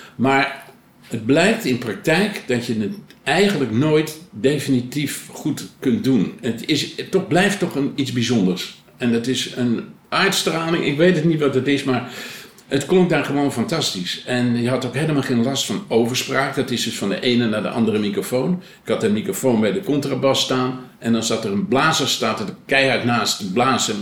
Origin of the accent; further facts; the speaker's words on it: Blaricum, North Holland, Netherlands; ik, ik ben geboren in Blanikum